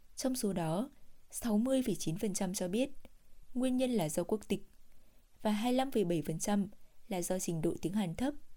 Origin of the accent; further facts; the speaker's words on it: Vietnam; moved away as an adult; now in South Korea; mình là người việt nam